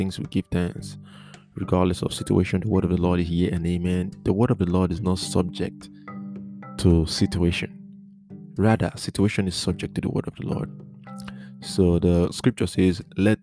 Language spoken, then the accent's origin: English; Nigeria; also born or lived in Maiduguri, Borno, Nigeria; I'm from Nigeria, okay? I was in Maiduguri, the northern part of Nigeria.